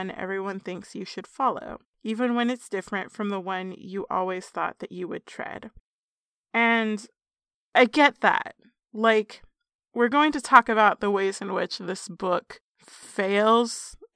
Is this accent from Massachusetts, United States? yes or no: yes; Massachusetts, United States; Yes, I am from Massachusetts, and yes, I am very happy with my legislature